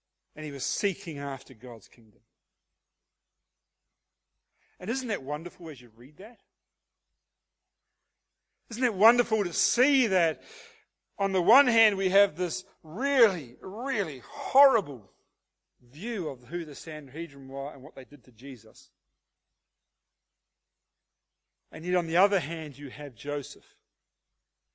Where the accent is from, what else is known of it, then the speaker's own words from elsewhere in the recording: Hastings, Hawke's Bay, New Zealand; now in Australia; a beloved Kiwi from the town of Hastings, New Zealand.